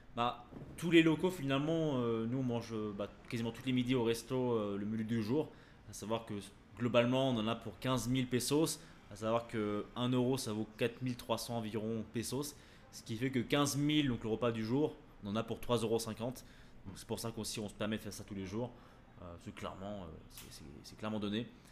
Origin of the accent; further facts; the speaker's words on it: France; nous en tant que Français, qu'on on est habitué bah, voilà, à l'alimentation française